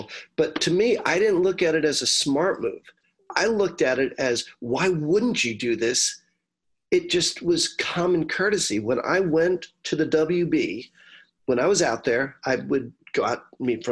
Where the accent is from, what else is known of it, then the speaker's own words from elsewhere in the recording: United States; being an American and being a strong lyricist